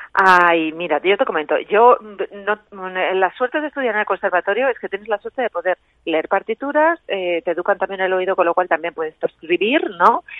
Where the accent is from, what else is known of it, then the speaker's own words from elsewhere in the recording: Cuenca, Castilla-La Mancha, Spain; also born or lived in Ireland; yo soy de Cuenca, pues en Cuenca solo se podía estudiar música ahí en el conservatorio